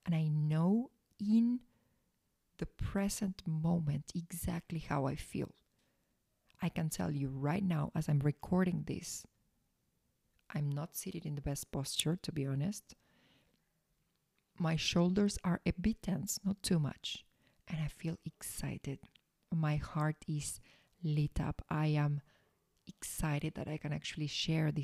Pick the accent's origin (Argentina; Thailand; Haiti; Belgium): Argentina; I was born in Argentina